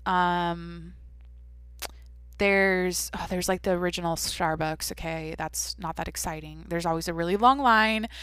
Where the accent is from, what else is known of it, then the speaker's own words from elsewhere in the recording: outside of Seattle, Washington, United States; moved away; I grew up outside of Seattle